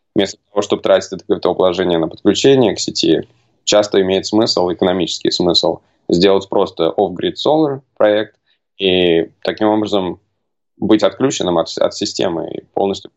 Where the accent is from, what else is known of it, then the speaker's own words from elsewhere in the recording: Moscow, Russia; moved away as an adult; also born or lived in United States; now in Canada; Я а, родом из Москвы